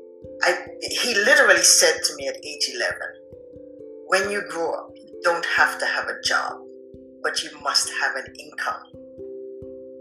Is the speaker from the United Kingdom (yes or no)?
no; Antigua & Barbuda; I grew up on the island of Antigua